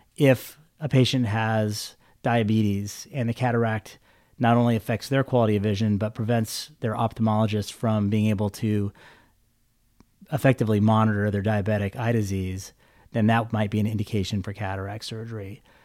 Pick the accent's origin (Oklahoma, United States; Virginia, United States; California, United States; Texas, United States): California, United States; Visalia; moved away as an adult; also born or lived in Stockton, California; now in Fresno, United States; I'm a Valley native. I grew up in Visalia